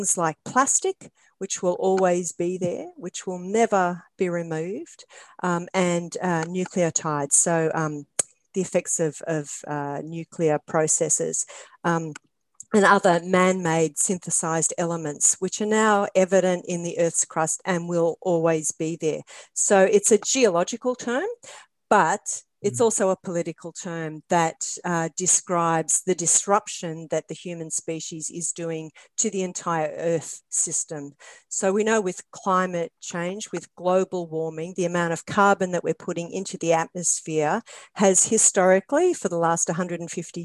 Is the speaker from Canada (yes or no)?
no; Australia; I'm Australian, and so maybe it's just an accent thing.